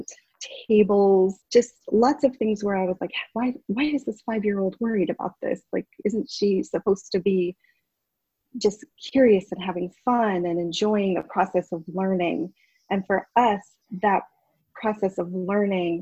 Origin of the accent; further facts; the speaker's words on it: Essex, Vermont, United States; I am from Essex Town, which is part of Chittenden County